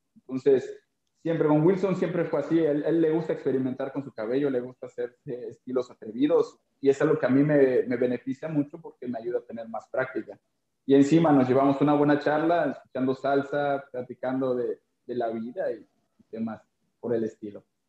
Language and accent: Spanish; Mérida, Yucatán, Mexico; yo soy de Mérida, Yucatán, vengo de un lugar que se llama Cancín